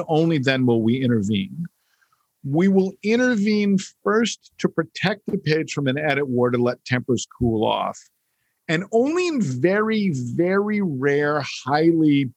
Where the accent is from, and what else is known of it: United States; born or raised there